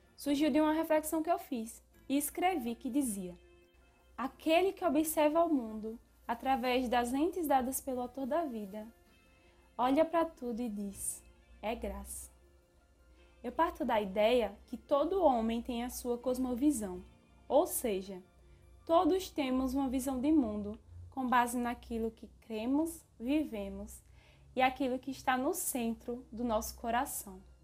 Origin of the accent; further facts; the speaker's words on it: Northeast Region, Brazil; Eu sou nordestina